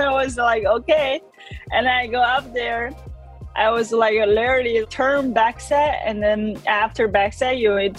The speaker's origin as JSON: {"language": "English", "country": "China", "said": "I'm from China, and I'm a snowboarder."}